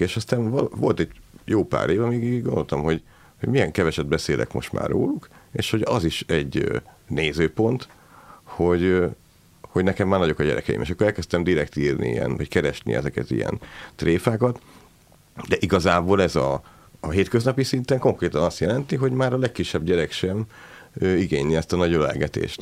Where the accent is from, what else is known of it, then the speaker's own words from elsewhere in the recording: Szeged, Csongrád-Csanád, Hungary; mi Szegről végre szegediek vagyunk